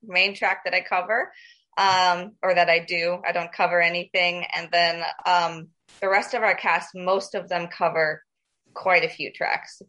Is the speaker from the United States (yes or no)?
yes; Lakewood Ranch, Florida, United States; moved away; I grew up in Lakewood Ranch and then I went to school at Pineview. So the Sarasota Bradenton area is home.